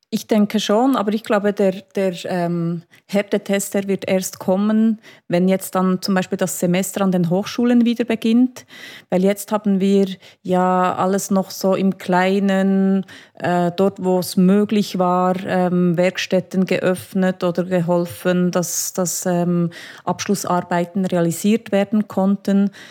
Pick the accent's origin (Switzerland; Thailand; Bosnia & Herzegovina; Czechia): Switzerland; bei uns in der Schweiz